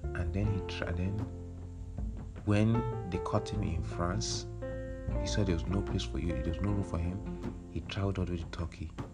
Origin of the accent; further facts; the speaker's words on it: Nigeria; moved away; we don't like to mention where we are from Nigeria